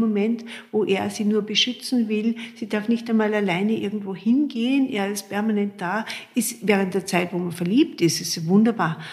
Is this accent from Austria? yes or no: yes; Austria; bei uns in Österreich